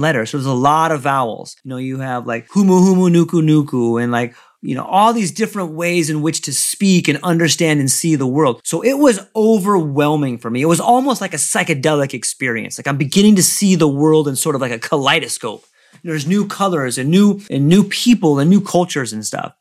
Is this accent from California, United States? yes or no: yes; San Diego, California, United States; moved away as an adult; also born or lived in Hawaii; I come from, I was born in San Diego